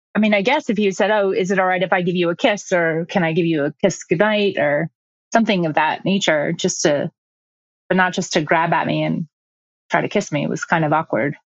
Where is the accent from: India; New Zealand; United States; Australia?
United States; Midwest; moved away; I'm from the Midwest originally